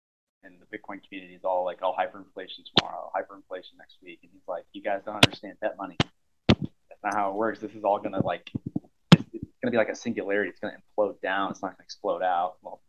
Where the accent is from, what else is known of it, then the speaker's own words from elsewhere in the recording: Omaha, Nebraska, United States; I'm from Omaha. I live in Omaha right now.